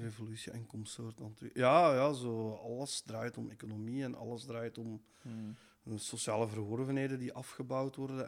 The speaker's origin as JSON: {"language": "Dutch", "town": "Kortrijk-Dutsel", "region": "Flanders", "country": "Belgium", "said": "er waren allemaal bands van bij ons in het dorp, vanuit Kortrijk Doetsel"}